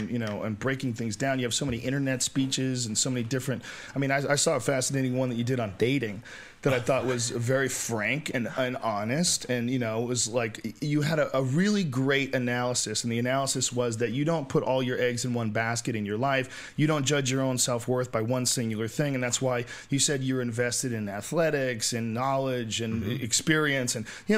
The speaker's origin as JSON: {"language": "English", "region": "Massachusetts", "country": "United States", "accent": "Boston", "said": "I had a Boston accent for a while. I got rid of my Boston accent."}